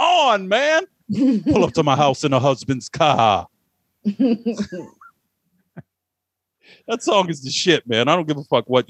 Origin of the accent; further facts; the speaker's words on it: Delaware Valley, Pennsylvania, United States; We're from the Delaware Valley